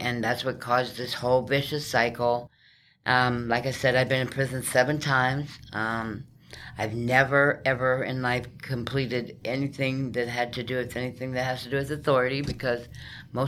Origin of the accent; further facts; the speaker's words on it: South Dakota, United States; moved away as an adult; also born or lived in New Mexico; I was raised on a farm in South Dakota almost my whole life until I turned like 18